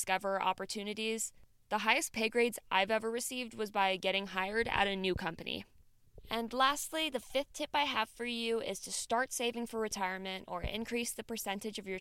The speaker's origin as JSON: {"language": "English", "region": "Midwest", "country": "United States", "said": "I'm from the Midwest"}